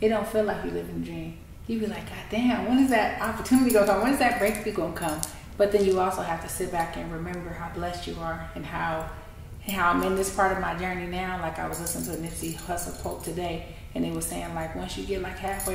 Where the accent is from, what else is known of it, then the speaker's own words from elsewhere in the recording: San Francisco, California, United States; I'm from San Francisco. I'm from Hunters Point. And I grew up in a city where it's eat or be eaten